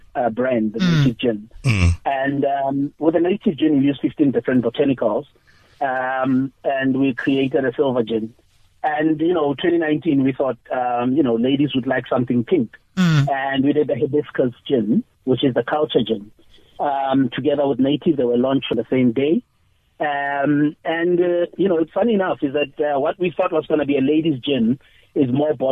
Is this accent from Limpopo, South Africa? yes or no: no; Pretoria, Gauteng, South Africa; I'm from Pretoria